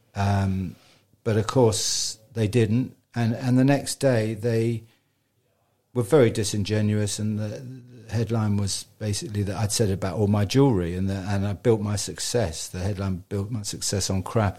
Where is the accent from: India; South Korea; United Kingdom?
United Kingdom; Richmond, London; I was born in Richmond over a dentist shop